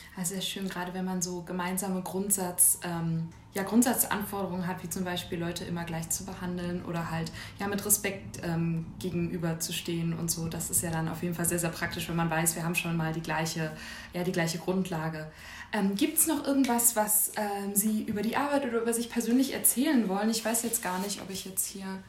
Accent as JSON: {"language": "German", "town": "Schwerin", "region": "Mecklenburg-Vorpommern", "country": "Germany", "said": "ich komme komm aus Schwerin, also das ist jetzt ja auch nicht so riesig."}